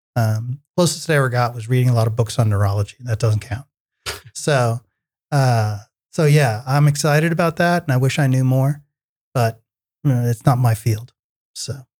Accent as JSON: {"language": "English", "region": "New York area", "country": "United States", "tie": "born or raised there", "said": "I grew up in the New York area"}